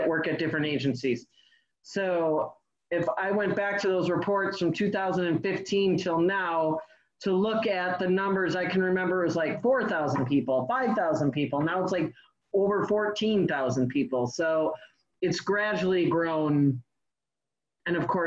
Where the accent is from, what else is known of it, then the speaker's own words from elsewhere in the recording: Glendale, Wisconsin, United States; also born or lived in Milwaukee; I grew up actually in Glendale in the 70s and 80s, and I moved out of the suburbs into the city pretty much when I was 19